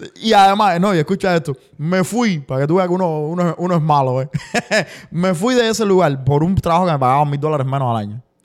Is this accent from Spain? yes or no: no; Cuba; moved away; yo soy el cubano